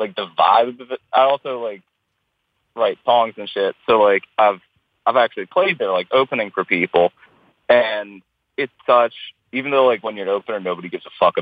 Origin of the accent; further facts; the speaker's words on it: Baltimore, Maryland, United States; I'm born and raised Baltimore, and I love it very much.